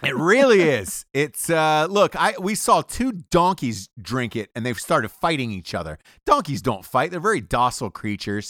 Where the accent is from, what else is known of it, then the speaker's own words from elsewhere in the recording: Atlanta, Georgia, United States; moved away; from Atlanta, Georgia originally